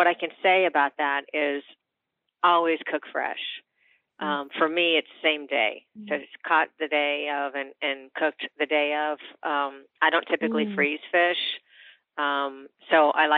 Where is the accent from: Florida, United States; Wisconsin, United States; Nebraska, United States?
Florida, United States; Miami; I was born and raised in Miami